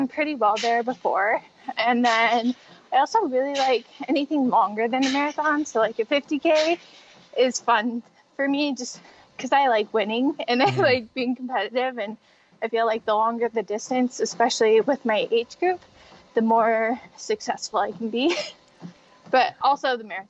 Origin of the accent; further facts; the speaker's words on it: Spokane, Washington, United States; Spokane, Washington, where it's my hometown. It's where I still live.